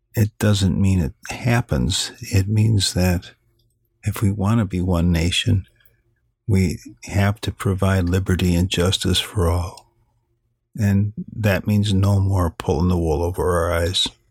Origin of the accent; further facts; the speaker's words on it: Illinois, United States; I come from Illinois, land of Lincoln